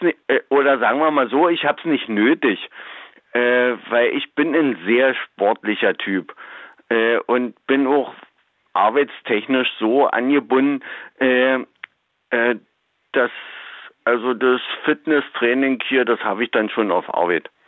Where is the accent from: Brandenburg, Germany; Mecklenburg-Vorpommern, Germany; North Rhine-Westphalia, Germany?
Brandenburg, Germany; southern; ich komme ja aus Brandenburg, mhm. äh, zwar ganz südlich